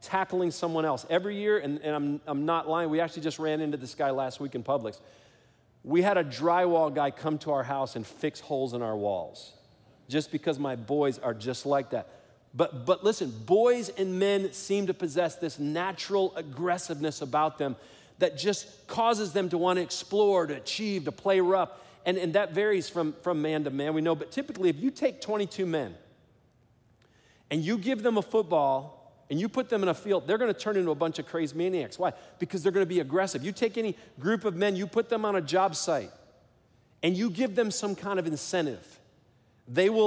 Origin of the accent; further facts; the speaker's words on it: Detroit, Michigan, United States; I grew up in Detroit, Michigan